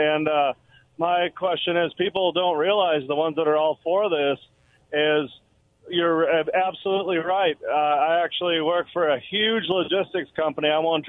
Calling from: Richland, United States; from Richland.

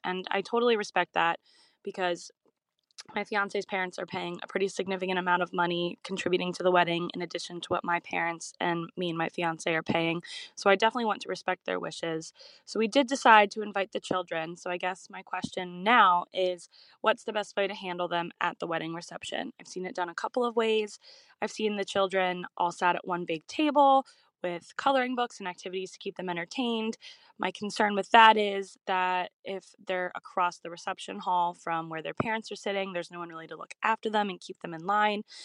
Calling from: Philadelphia, Pennsylvania, United States; I'm calling from Philadelphia, Pennsylvania, in the US.

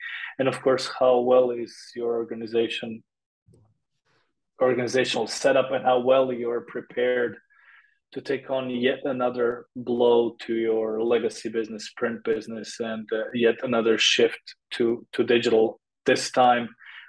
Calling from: Graz, Styria, Austria; I'm calling from Graz, Austria, which is the second largest city in Austria. A nice small town, a nice town to live

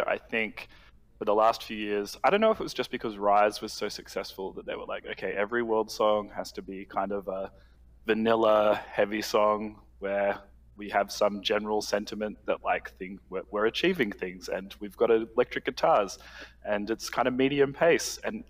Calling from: Sydney, New South Wales, Australia; Sydney, Australia.

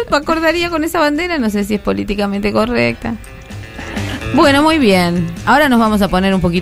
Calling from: Caseros, Buenos Aires Province, Argentina; de Caseros.

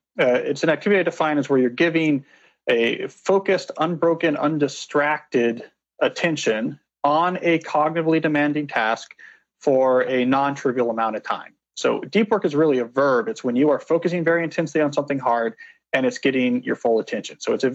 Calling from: Washington, District of Columbia, United States; I'm on the campus of Georgetown University in Washington, D.C. at the moment.

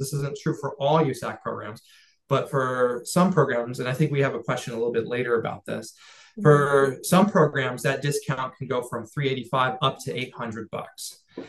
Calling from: California, United States; I'm coming from the Central Coast of California. That's where I'm speaking to you from today, you know, and so it's got a higher cost of living.

